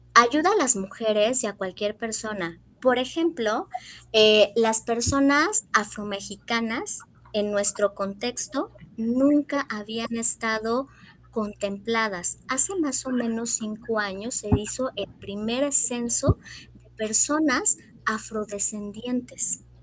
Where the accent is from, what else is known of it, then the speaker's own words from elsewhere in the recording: Morelos, Mexico; also born or lived in Mexico City; Soy de la Ciudad de México, pero desde muy pequeña vivo en Morelos, o sea que ya soy guayaba, adoptada, pero soy ya guayaba